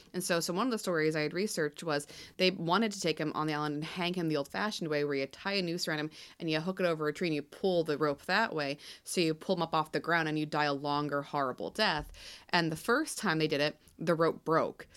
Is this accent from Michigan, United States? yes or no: no; Pennsylvania, United States; in Pennsylvania, because of the Quaker background to us